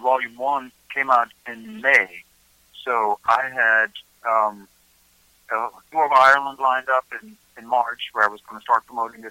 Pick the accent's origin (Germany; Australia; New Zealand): Germany; born or raised there; moved away as an adult; now in Nashville, United States